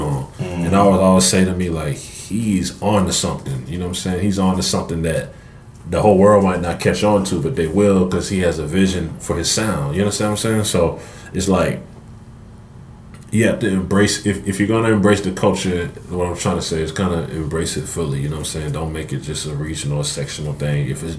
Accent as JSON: {"language": "English", "region": "the South", "country": "United States", "said": "Like, I love, like, I'm from the South, so I embrace it."}